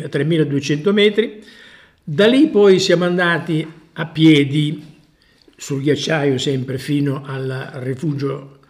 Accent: Sicily, Italy; born there; moved away as an adult; now in Busto Arsizio, Italy; Allora, io sono nato appunto in Sicilia, poi a 20 anni sono venuto a Busto Arsizio in Lombardia certo

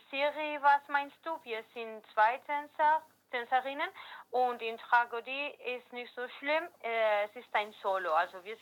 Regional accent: Valencia, Valencian Community, Spain; German is a second language; wir kommen aus Valencia, Spanien

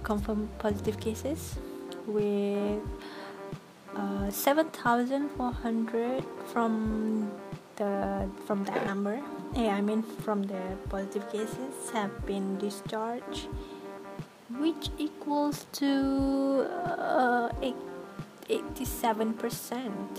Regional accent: Malaysia; as a Malaysian

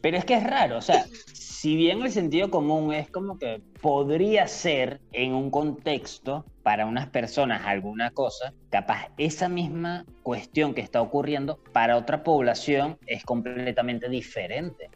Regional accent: Caracas, Capital District, Venezuela; somos de Caracas

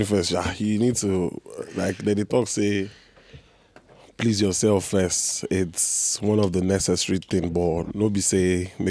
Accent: Bariga, Lagos, Nigeria; also born or lived in Enugu; Then I think when I was like 6 months, we moved and stayed in Bariga all my life.

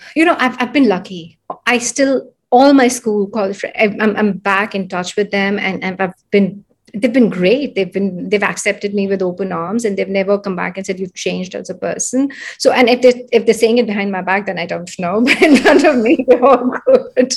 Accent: India; moved away as an adult; also born or lived in San Francisco, United States; I'm from India. I'm born, brought up here.

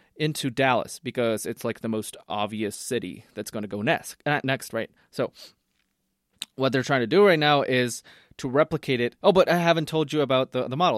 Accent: Costa Rica; I'm from Costa Rica

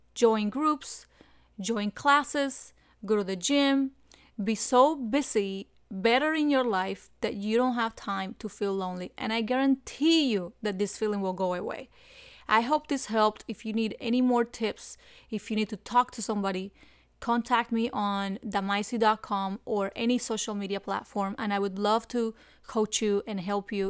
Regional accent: Cuba; moved away as an adult; now in South Florida, United States; I came from Cuba in two thousand one, and I came hiding in the engine room

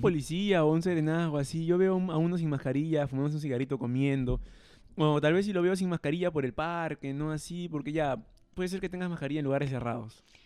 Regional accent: Chosica, Lima, Peru; Nosotros somos de Chosica

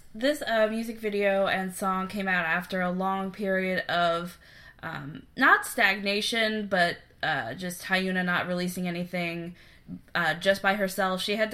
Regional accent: United States; we are American. We think we know a little bit about South Korean culture, but we are definitely not experts. We're not from South Korea. We have not lived in South Korea.

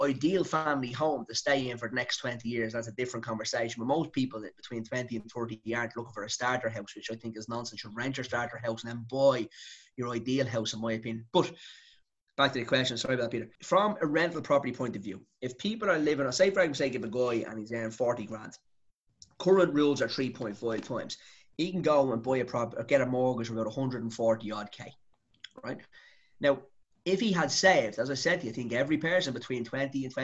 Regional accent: Dublin, Leinster, Ireland; I'm from Dublin

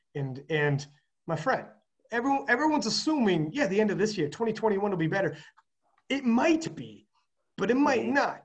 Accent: Canada; I'm a Canadian

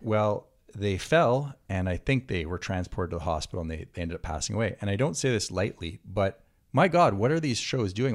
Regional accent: Quebec, Canada; also born or lived in Santa Monica, California; now in California, United States; growing up in Quebec

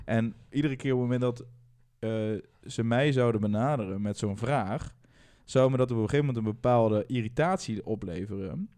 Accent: Netherlands; Uit een dorp in, eh, in de buurt van Gelderland. En eh, nou, ik ben in een dorp opgegroeid

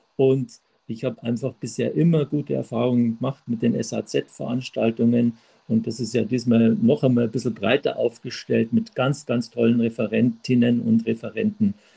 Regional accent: Traunstein, Bavaria, Germany; aus Traunstein, gebürtigen Traunstein

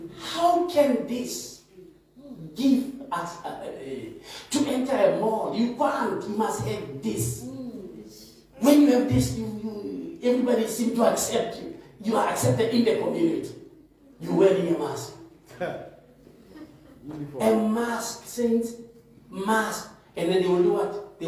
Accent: South Africa; I'm a South African, I vaccinate. I'm a South African, I don't.

